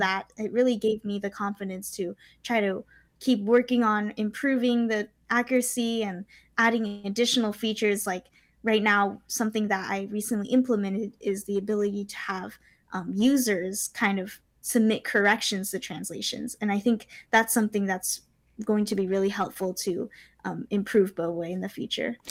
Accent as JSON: {"language": "English", "region": "California", "country": "United States", "tie": "born or raised there", "said": "I was born and raised in California. I've been living here ever since"}